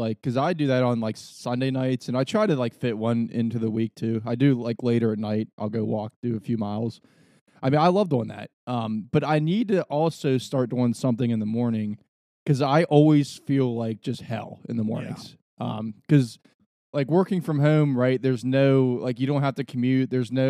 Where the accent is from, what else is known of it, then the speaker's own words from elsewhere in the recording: Wheeling, West Virginia, United States; I would never think of because I grew up in Wheeling.